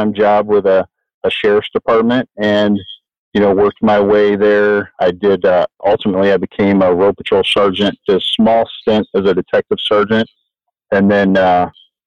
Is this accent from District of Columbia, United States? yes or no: no; Michigan, United States; moved away as an adult; now in Mesa, United States; I grew up in Michigan, and I was grew up there in a small town